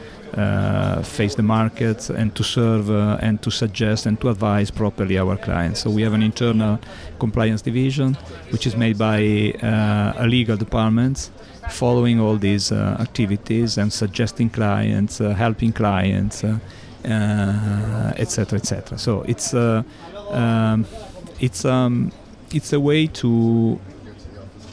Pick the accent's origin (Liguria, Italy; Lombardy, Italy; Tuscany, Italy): Liguria, Italy; La Spezia; English is a second language; in Italia, I was born at seaside in La Spezia, close to... La Spezia is an area, is in Liguria